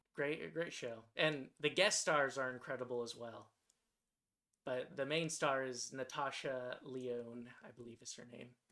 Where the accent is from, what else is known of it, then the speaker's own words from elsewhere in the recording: Santa Clarita, California, United States; moved away; the town that I grew up in was called Santa Clarita